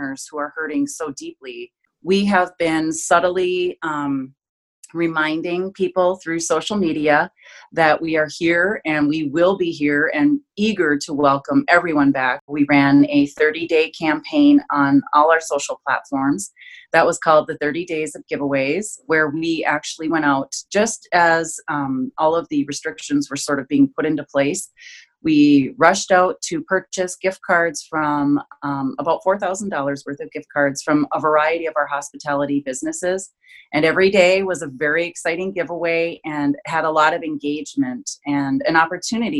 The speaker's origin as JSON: {"language": "English", "town": "Duluth", "region": "Minnesota", "country": "United States", "tie": "born or raised there", "said": "my beloved Twin Ports, my hometown"}